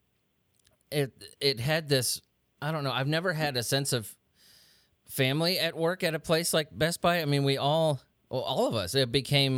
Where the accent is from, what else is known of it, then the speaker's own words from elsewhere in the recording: San Diego, California, United States; now in the South, United States; I'm not from here. I'm from San Diego, and then moving, you know, to freaking the South